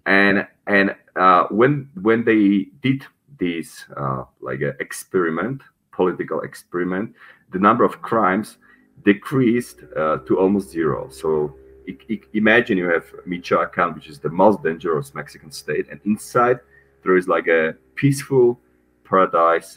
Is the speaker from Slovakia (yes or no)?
yes; Slovakia; moved away as an adult; also born or lived in Czech Republic / Paraguay / Panama; I'm originally from Slovakia, so my citizenship is Slovak